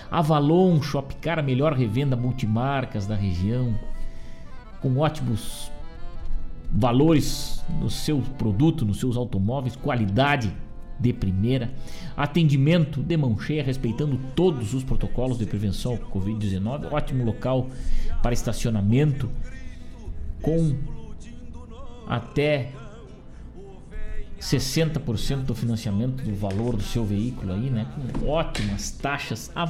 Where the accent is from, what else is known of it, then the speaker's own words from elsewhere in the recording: Rosário do Sul, Rio Grande do Sul, Brazil; moved away as an adult; now in Guaíba, Brazil; Sendo eu rosariense, de alma e de coração também tenho um amor muito grande pela minha terra, Rosário do Sul, onde moram meus pais, meus amigos e muita gente da minha família